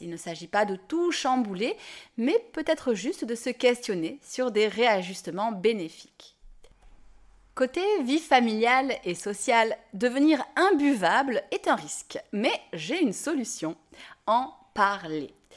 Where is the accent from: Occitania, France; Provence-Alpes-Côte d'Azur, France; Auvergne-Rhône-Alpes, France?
Occitania, France; Nîmes; je dis pain au chocolat, je suis de Nîmes